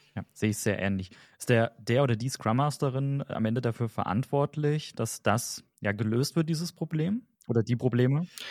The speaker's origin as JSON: {"language": "German", "country": "Germany", "said": "wir Deutschen"}